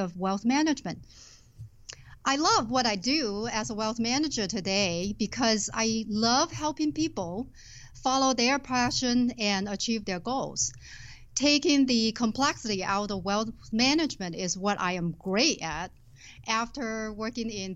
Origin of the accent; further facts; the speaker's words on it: Shenzhen, Guangdong, China; moved away as an adult; now in Twin Cities, United States; I was born and raised in southern China. When I was 20 years old, I left my hometown, Shenzhen, to come to this country